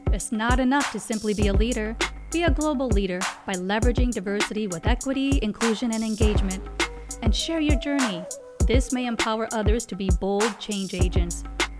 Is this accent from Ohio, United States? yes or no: no; Illinois side, United States; also born or lived in India / San Francisco / Oklahoma / Nebraska; I'm born in India, came to the States as 19 months old, and I was in San Francisco, Oklahoma, and Nebraska, and ended up in the Quad Cities, which is half Illinois and half Iowa. Together, all those cities are called the Quad Cities, and I was on the Illinois side.